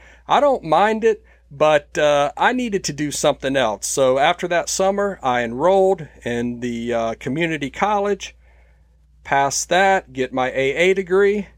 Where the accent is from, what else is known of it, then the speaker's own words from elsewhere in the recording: United States; especially as an American